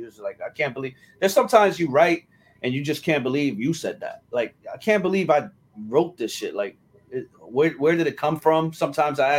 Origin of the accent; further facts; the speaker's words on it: Newark, New Jersey, United States; I was born and raised in Newark, New Jersey, on the south side.